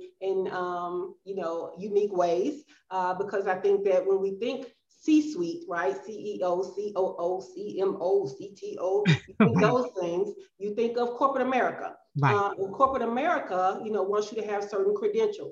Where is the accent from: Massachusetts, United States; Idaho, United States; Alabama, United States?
Alabama, United States; Birmingham; moved away as an adult; also born or lived in Georgia; now in Playa del Carmen, Mexico; I am from Birmingham, Alabama. That is where I was raised. That is my hometown